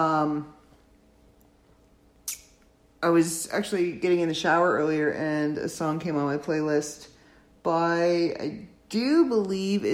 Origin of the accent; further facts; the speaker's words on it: Canada; I am a Canadian living in my own comfortable, on this side of the border, Canadian world